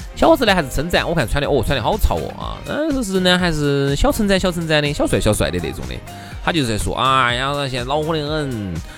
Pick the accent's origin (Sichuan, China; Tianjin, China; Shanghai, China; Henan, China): Sichuan, China; accent: Sichuanese; 有时候我出去一说四川话就糟